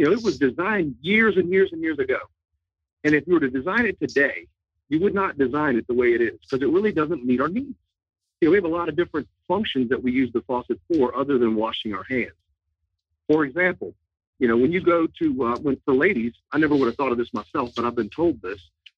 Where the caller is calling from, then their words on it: Suffolk, Virginia, United States; I'm calling in from Suffolk, Virginia. So I'm not too far away